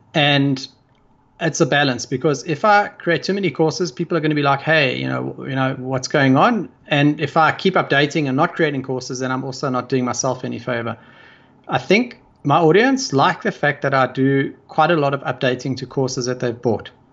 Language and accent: English; South Africa; I come from South Africa